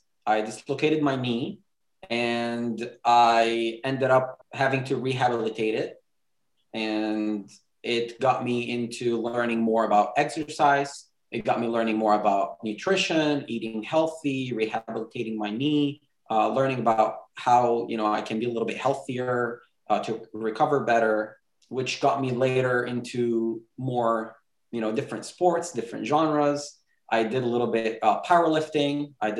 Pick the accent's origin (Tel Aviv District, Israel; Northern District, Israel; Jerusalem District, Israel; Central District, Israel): Jerusalem District, Israel; Jerusalem; also born or lived in Bethlehem; now in California, United States; I was born in Bethlehem, same as Sam. born in Bethlehem, raised in Jerusalem, currently living in California, been all over the place, but right now in California.